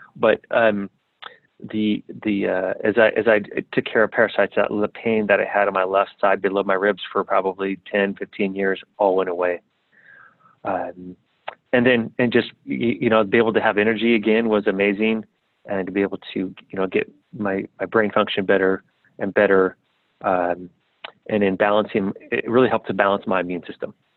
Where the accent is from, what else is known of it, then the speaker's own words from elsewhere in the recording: San Diego, California, United States; also born or lived in South America; I grew up in San Diego